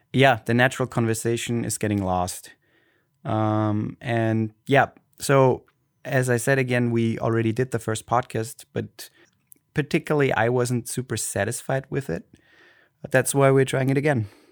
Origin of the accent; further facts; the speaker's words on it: Austria; accent: Austrian German; first language German; English is a second language; I grew up in Austria and I had a nice, nice childhood.